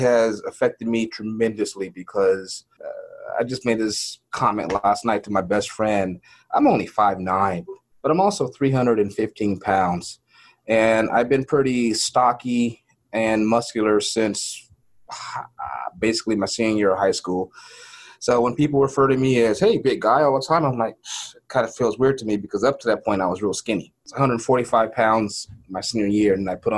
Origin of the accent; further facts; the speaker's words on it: Los Angeles, California, United States; I was born in Los Angeles, raised all over South Central and Inglewood